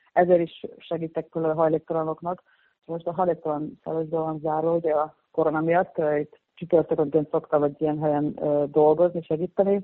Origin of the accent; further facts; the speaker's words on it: Mosonmagyaróvár, Győr-Moson-Sopron, Hungary; moved away as an adult; also born or lived in Csíkszereda, Romania (summers) / London, United Kingdom; now in Berlin, Germany; amíg még otthon laktam, ugye gimnázium alatt